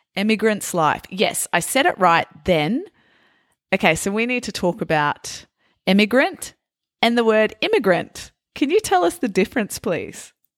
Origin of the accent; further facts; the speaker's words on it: Australia; also born or lived in Italy; for Australians, uh, we're called Aussies